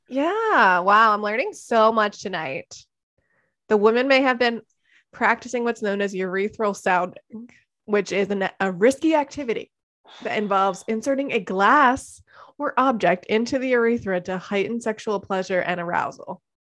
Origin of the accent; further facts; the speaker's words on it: Hatboro, Pennsylvania, United States; I'm from Hatboro, Horsham